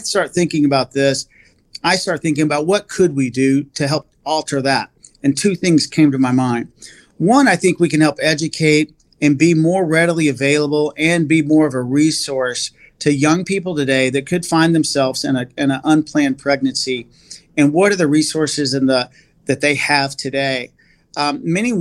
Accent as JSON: {"language": "English", "region": "Texas", "country": "United States", "said": "I'm from Texas."}